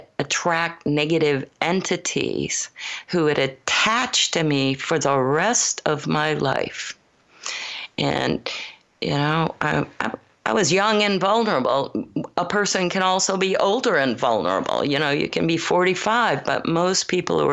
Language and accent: English; Michigan, United States; moved away as an adult; also born or lived in Colorado / Los Gatos, California; I was born in Colorado, but grew up primarily in Michigan